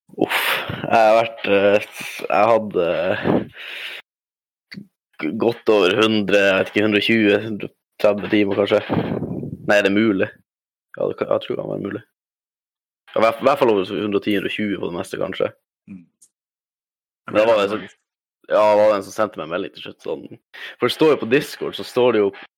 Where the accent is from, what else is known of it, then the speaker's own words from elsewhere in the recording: Alta, Finnmark, Norway; moved away; also born or lived in Harstad, Troms; Jeg kommer fra Nord-Norge